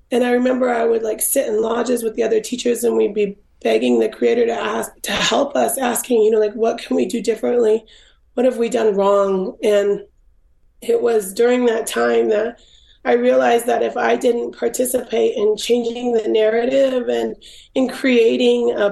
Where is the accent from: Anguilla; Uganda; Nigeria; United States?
United States; Swinomish tribe, Washington; also born or lived in Los Angeles; I was raised in the Swinomish tribe in Washington State, and my dad's tribe is Tulalip